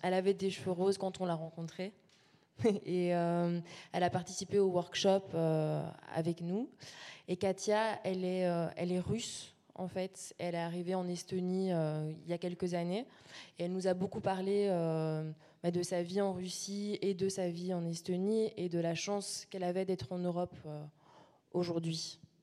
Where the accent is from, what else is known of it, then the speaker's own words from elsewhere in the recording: La Louvière, Wallonia, Belgium; moved away; on vient de La Louvière, Salvatore et moi. Donc on a, fait un workshop dans, notre ancienne école dix ans plus tard